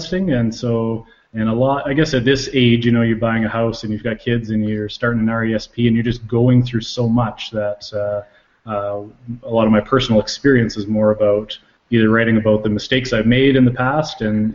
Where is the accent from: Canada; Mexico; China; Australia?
Canada; Calgary, Alberta; now in Lethbridge, Canada; I live in Lethbridge, Alberta. I'm originally from Calgary. I moved down here to go to school and haven't moved away since.